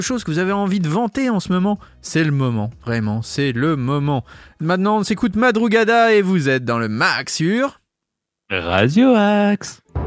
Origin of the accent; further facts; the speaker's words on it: Sartrouville, Île-de-France, France; nous sommes Sartrouvillois